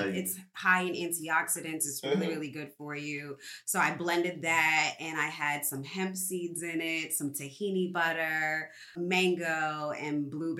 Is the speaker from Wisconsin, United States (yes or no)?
no; New York City, New York, United States; also born or lived in Atlanta; I'm from the Bronx, Co-op City, Section 5.